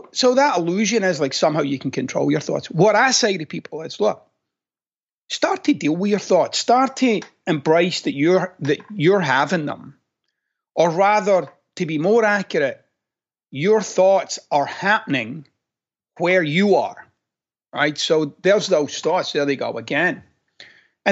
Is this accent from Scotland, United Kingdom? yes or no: yes; Glasgow, Scotland, United Kingdom; moved away; I'm a guy from Glasgow.